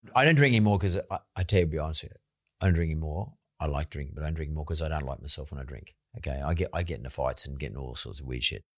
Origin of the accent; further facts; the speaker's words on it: Sydney, New South Wales, Australia; I come from Punch Bowl